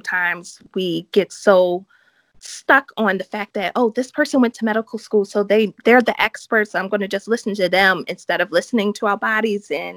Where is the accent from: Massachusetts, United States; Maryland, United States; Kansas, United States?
Maryland, United States; Baltimore; moved away as an adult; I'm from Baltimore, Maryland, which is in the United States.